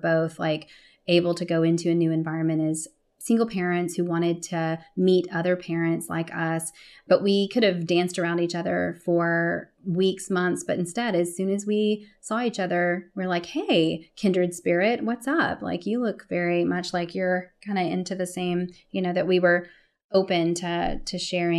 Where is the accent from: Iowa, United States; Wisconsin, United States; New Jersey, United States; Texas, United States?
Texas, United States; born there; also born or lived in California / Stockholm, Sweden / Brussels, Belgium / Toronto, Canada; now in Austin, United States; I was born in Texas, went out to California, and then left to go live in Stockholm, Sweden, Brussels, Belgium, Toronto, Canada, and then came back to Austin.